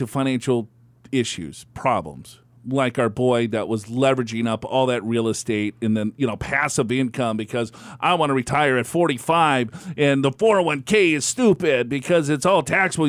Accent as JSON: {"language": "English", "region": "Minnesota", "country": "United States", "moved": "yes", "said": "I'm from Minnesota, so we say guys."}